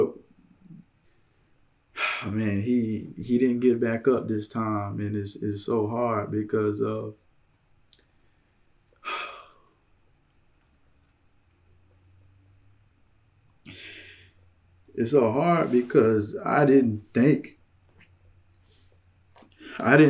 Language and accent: English; Louisiana, United States; I'm from Louisiana